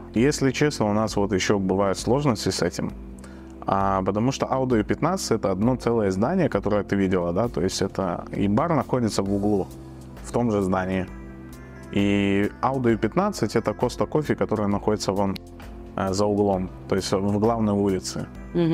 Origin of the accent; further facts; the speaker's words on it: Dushanbe, Tajikistan; moved away as an adult; now in Riga, Latvia; Я родом из Таджикистана, город Душамбе